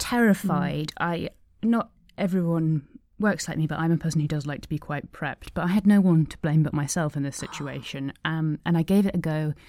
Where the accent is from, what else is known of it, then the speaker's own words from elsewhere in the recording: East of England, United Kingdom; born there; And had no idea. I was born in Suffolk